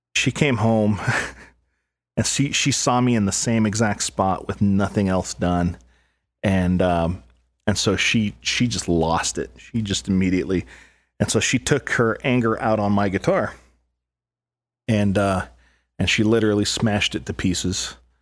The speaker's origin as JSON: {"language": "English", "town": "El Paso", "region": "Texas", "country": "United States", "tie": "born or raised there", "said": "I grew up in El Paso, Texas"}